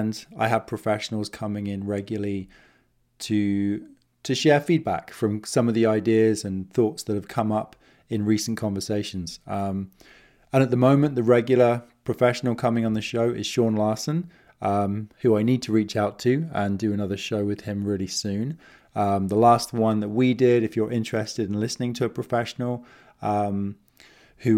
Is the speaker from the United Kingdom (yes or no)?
yes; United Kingdom; now in Kootenay region, British Columbia, Canada; I'm an expat, originally from the UK. I'm British Canadian. I'm here in the Kootenay region of British Columbia